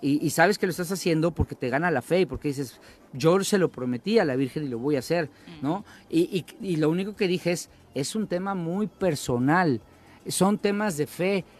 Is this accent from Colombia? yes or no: no; Mexico; somos huevones los mexicanos